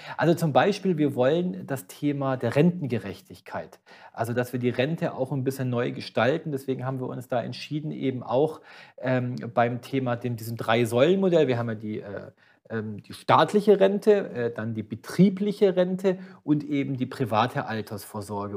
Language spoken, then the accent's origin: German; Böblingen, Baden-Württemberg, Germany; Ich war Gemeinderat, ja, in meiner Geburtsstadt in Böblingen